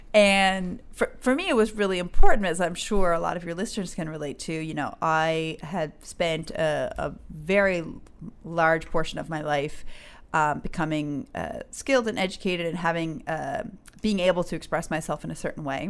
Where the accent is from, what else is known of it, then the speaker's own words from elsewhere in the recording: St. John's, Newfoundland and Labrador, Canada; also born or lived in Conception Bay South / Burkina Faso; I'm from Newfoundland. I grew up, uh, kind of a split between C B S, Conception Bay South, and then in Saint John's.